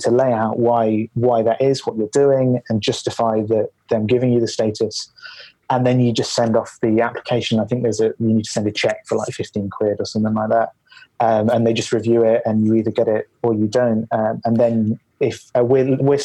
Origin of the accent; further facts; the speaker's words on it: Leicester, East Midlands, United Kingdom; also born or lived in Glasgow; now in Edinburgh, United Kingdom; I grew up in Leicester